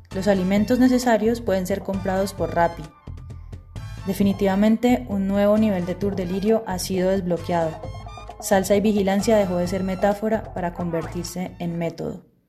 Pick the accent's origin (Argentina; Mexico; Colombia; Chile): Colombia; Cali, Valle del Cauca; moved away as an adult; also born or lived in Bogotá; En febrero del 2017 me fui de Bogotá y volví a mi ciudad, a Cali